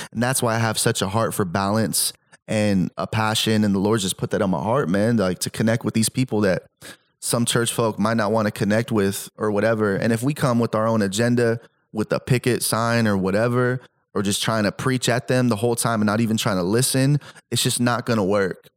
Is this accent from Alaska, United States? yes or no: no; Salinas, California, United States; also born or lived in Stockton; I grew up where I grew up in Salinas